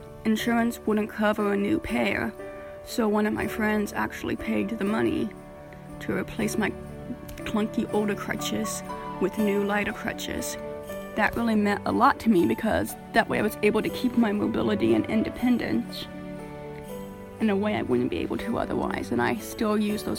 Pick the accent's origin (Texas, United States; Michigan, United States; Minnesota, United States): Minnesota, United States; my home state is Minnesota.